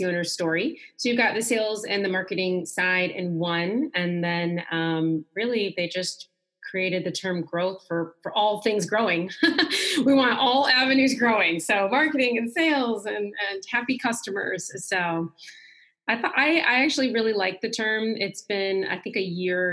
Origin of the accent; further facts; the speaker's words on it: Michigan, United States; now in Atlanta, United States; I'm originally from Michigan, but I'm here now near Atlanta, Georgia. Been here for quite some time, 10 plus years